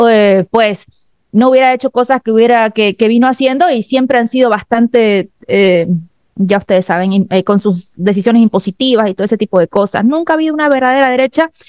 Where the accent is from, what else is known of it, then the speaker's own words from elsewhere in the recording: Bolivia; y soy boliviana.